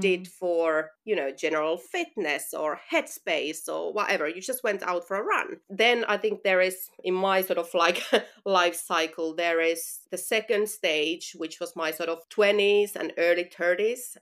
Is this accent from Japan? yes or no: no; Finland; moved away as an adult; now in London, United Kingdom; I'm originally from Finland. So, that's you know where I'm from and where the accent is from